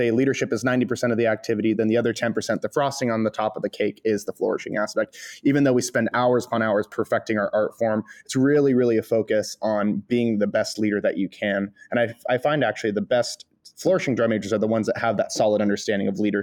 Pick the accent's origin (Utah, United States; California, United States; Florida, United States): California, United States; Stockton; I'm from Northern California. I grew up in the Central Valley, Stockton, California